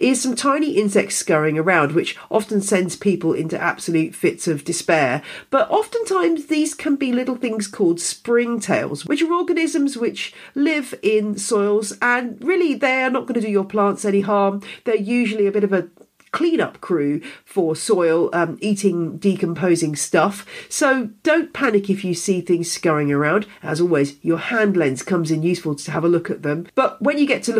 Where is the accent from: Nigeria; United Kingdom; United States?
United Kingdom; being a Brit